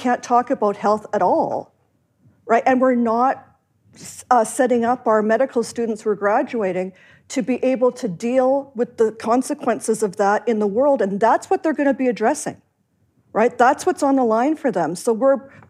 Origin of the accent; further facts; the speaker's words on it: Canada; moved away; I'm also Canadian